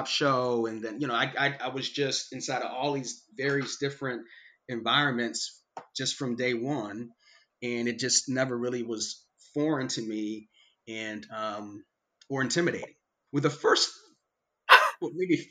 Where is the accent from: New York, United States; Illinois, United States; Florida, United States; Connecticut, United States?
Illinois, United States; Chicago; also born or lived in South Side, Chicago; I was born on the South Side, and then I was like 6 or 7 years old, we moved to the South Suburbs of Chicago